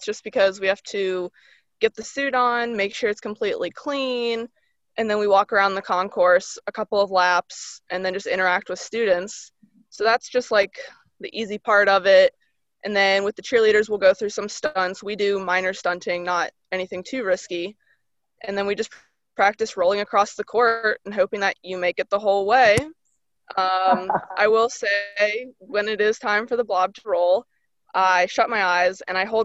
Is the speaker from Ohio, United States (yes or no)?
yes; Cincinnati, Ohio, United States; I'm from Cincinnati. I live 20 minutes from Xavier